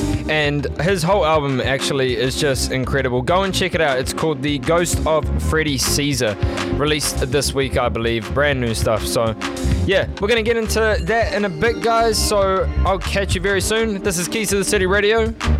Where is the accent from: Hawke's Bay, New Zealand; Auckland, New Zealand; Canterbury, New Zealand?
Auckland, New Zealand; now in Melbourne, Australia; Auckland, New Zealand, my hometown